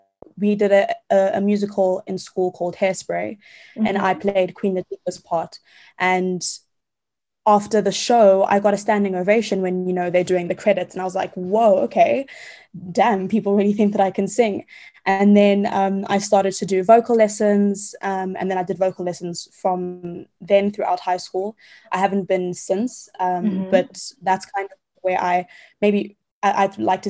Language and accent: English; Johannesburg, Gauteng, South Africa; moved away as an adult; also born or lived in London, United Kingdom; So I'm from Johannesburg, South Africa. I've grown up here my whole life.